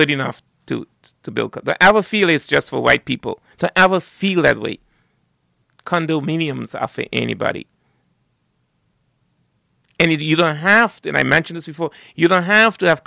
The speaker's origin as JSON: {"language": "English", "country": "Turks & Caicos Islands", "tie": "born or raised there", "said": "growing up in South Caicos"}